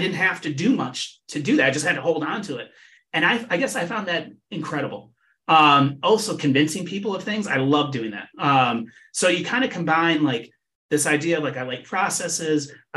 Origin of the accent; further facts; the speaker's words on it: Ann Arbor, Michigan, United States; moved away as an adult; But I was born and raised in Michigan, in Southeast Michigan. And I live in Ann Arbor, Michigan, where the University of Michigan is. And I grew up here